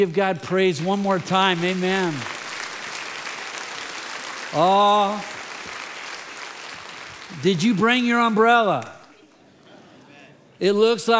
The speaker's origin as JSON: {"language": "English", "area": "the Bay Area", "region": "California", "country": "United States", "tie": "born or raised there", "said": "I grew up in the Bay Area. I love the Bay Area."}